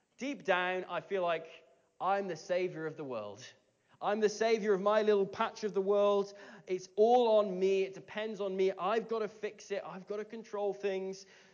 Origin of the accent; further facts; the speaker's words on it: Abergavenny, Wales, United Kingdom; growing up in Abergavenny, this beautiful, like, Brecon Beacons town in Wales